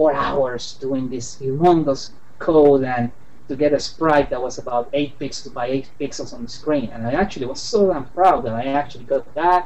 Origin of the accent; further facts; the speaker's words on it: San Juan, Puerto Rico; now in Washington, D.C., United States; I'm from San Juan, Puerto Rico, and I am a freelance illustrator here in the Washington, D.C. area